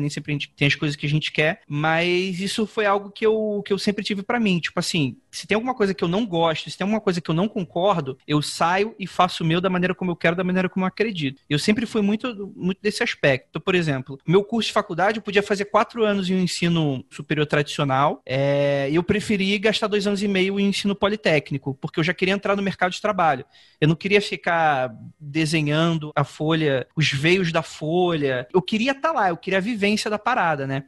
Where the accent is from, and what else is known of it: Rio de Janeiro, Brazil; moved away as an adult; now in São Paulo, Brazil